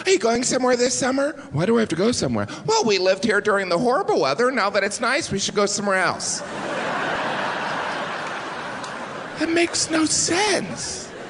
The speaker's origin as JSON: {"language": "English", "region": "Midwest", "country": "United States", "tie": "born or raised there", "said": "I'm from the Midwest."}